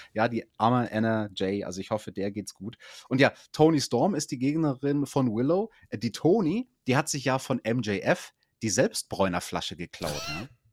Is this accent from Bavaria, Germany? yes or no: yes; Bavaria, Germany; bei uns in Bayern, das ist die schwierigste Schule